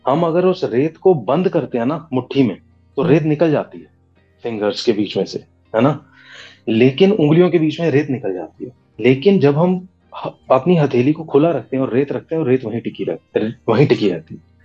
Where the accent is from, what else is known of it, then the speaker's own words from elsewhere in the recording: Delhi, India; also born or lived in Gurgaon; मैं दिल्ली दिल्ली का रहने वाला हूँ दिल्ली में पंजाबी फैमिली को बिलोंग करता हूँ मेरी पढ़ाई वगैरह कॉलेज सब चीज़ें मेरी दिल्ली की हैं हम्म। तो यहीं पर ही मेरी पढ़ाई हुई यहीं पैदा हुआ